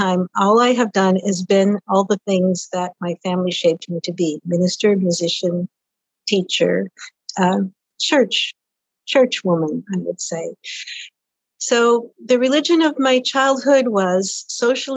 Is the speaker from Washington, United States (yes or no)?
yes; Washington, United States; also born or lived in Hoquiam, Washington; I grew up in the Pacific Northwest, Washington State